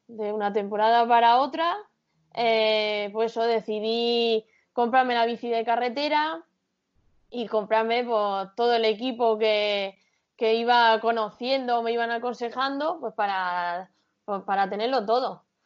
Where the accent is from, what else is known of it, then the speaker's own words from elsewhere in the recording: Caravaca de la Cruz, Region of Murcia, Spain; mi pueblo, de Caravaca